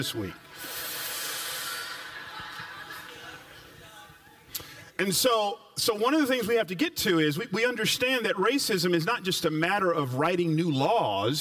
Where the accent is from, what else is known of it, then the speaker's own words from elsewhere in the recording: Atlanta, Georgia, United States; as one who grew up in the South, I grew up in Atlanta